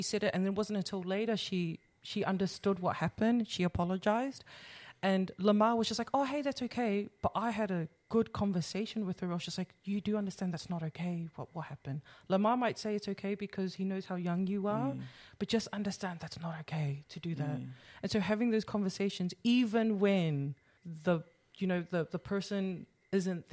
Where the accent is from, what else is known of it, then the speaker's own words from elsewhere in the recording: Sydney, New South Wales, Australia; I grew up, like half of my life, I grew up here in Australia